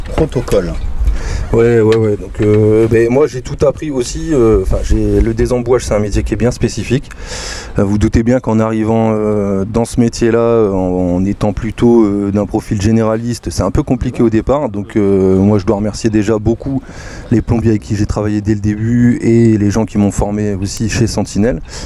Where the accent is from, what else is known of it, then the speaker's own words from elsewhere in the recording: Soissons, Hauts-de-France, France; moved away as an adult; je suis aussi un Picard euh, qui est parti en exode